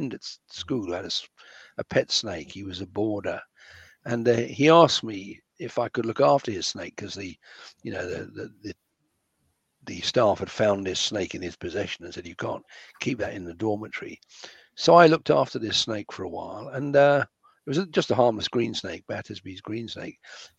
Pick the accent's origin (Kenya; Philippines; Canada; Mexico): Kenya; also born or lived in London, United Kingdom; I was brought up in Kenya. I was born in London